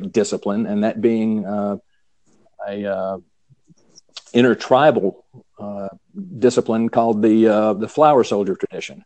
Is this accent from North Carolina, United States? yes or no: yes; North Carolina, United States; accent: Southern; growing up in North Carolina